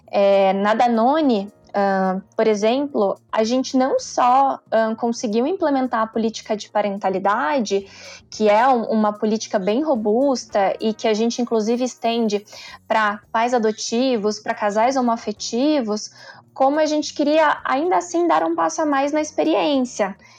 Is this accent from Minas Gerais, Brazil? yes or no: yes; interior of Minas Gerais, Brazil; Eu venho do interior de Minas, de uma família bem simples